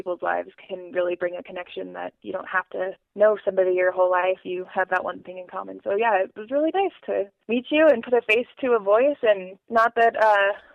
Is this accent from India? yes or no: no; Colorado, United States; I am actually from Colorado